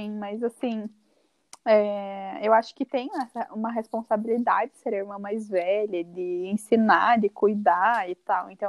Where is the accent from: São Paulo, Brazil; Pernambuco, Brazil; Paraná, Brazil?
Paraná, Brazil; Curitiba